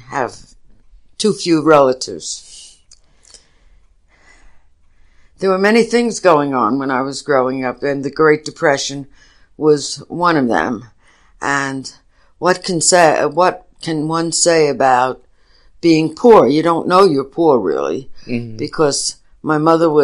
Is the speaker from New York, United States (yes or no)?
yes; New York City, New York, United States; also born or lived in Brooklyn, New York; I grew up in the Bronx, mostly. I was born in Brooklyn, but my parents moved to the Bronx when I was very young